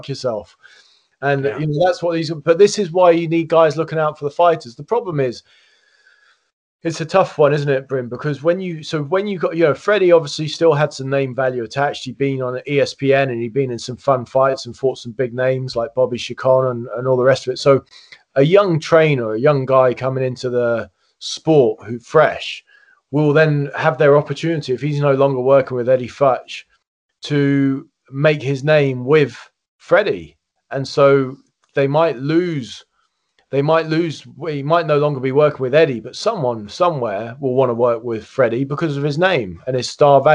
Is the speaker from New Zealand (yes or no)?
no; United Kingdom; as a British guy